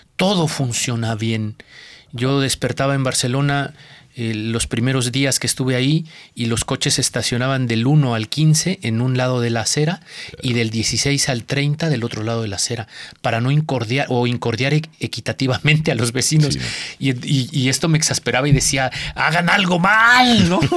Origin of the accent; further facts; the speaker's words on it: Pahuatlán, Puebla, Mexico; Yo nací en la Sierra Norte, en una sierra muy eh, cerrada, que valga la, expresión muy intrincada de una, cordillera en la Sierra Madre Oriental, eh, en una cordillera. Eh, el pueblito se llama Paguatlán